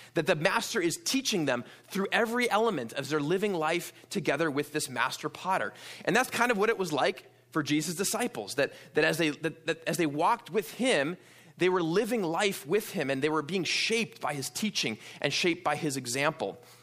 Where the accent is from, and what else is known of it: New York, United States; born or raised there; also born or lived in Wisconsin; now in Pasadena, United States